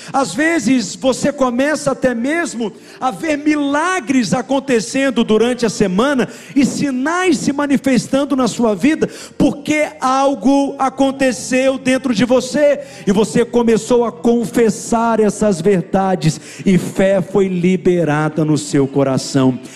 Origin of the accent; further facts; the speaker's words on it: Minas Gerais, Brazil; Nós somos mineiro, comedor de angu mesmo